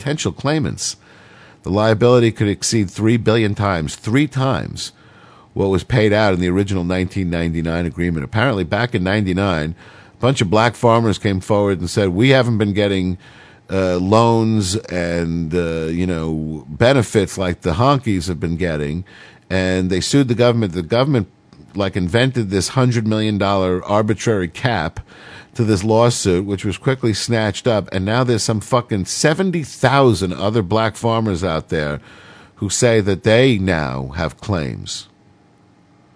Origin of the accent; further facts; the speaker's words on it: United States; I'm an American